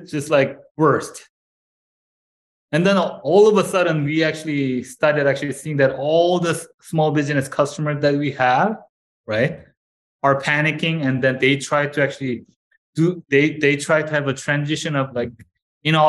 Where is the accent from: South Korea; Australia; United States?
South Korea; moved away as an adult; now in Canada; I came from Korea, South Korea. So as a South Korean guy, that's the mandatory service